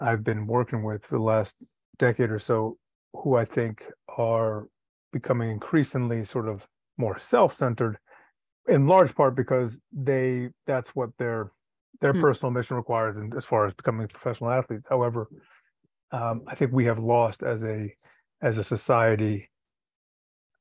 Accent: Washington, District of Columbia, United States; I grew up in Washington, D.C., and my experiences in D.C. from a young age

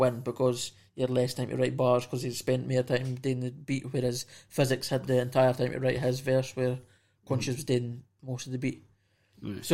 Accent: Scotland, United Kingdom; we're from Scotland

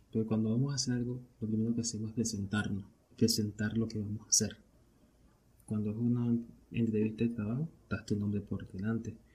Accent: Venezuela; Pero yo soy de Venezuela. Y para nadie es un secreto que esta verga está jodida.

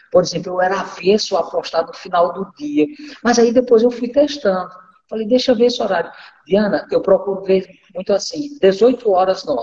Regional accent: Northeast Region, Brazil; moved away as an adult; now in Rondônia, Brazil; da minha infância até quando eu saí do Nordeste não foi nada fácil. Foi uma vida muito difícil. Foi muita dureza, muita dificuldade, muita, muita escassez. Né? Eu vivi muito escassez. Eu costumo dizer que eu vim comprar roupa em Rondônia com 20 anos

